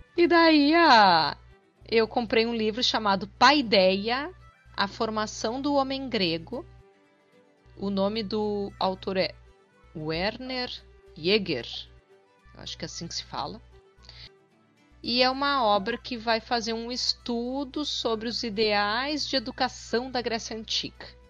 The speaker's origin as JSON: {"language": "Portuguese", "region": "Rio Grande do Sul", "country": "Brazil", "said": "eu sou gaúcha"}